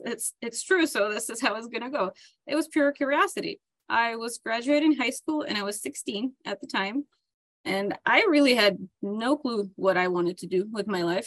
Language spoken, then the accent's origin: English; Dnipro, Dnipropetrovsk Oblast, Ukraine; moved away as an adult; now in United States; So I was born and raised in Ukraine in the town of Dnipro